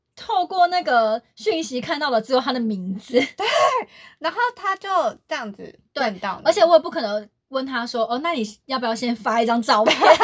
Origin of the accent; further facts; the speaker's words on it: Taiwan; 对啊，这里是台湾， 对 我是台